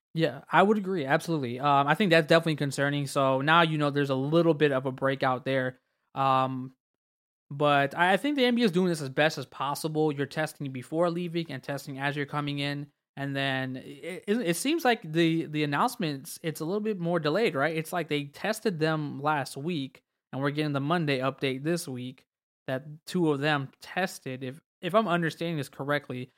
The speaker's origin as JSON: {"language": "English", "town": "Orlando", "region": "Florida", "country": "United States", "tie": "born or raised there", "said": "my hometown"}